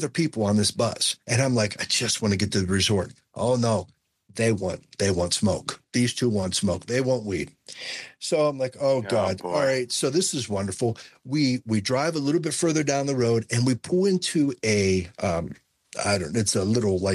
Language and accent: English; Ohio, United States